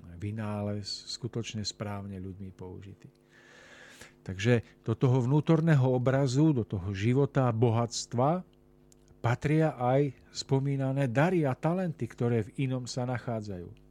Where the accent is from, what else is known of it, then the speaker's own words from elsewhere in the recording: Orava, Žilina Region, Slovakia; hlavne na Orave, odkiaľ pochádzam ja